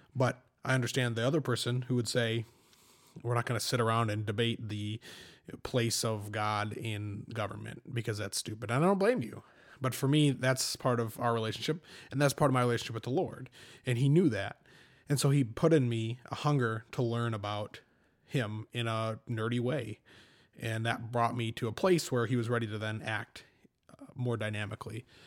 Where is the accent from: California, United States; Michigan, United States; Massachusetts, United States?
Michigan, United States; Fowler; I'm from, uh, Fowler